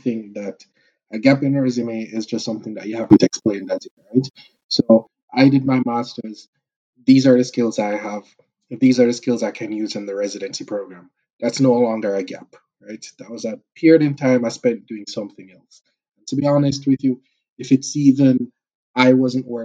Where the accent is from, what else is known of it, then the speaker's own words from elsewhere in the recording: Jamaica; moved away as an adult; now in Canada; the culture and personality we have as Jamaican people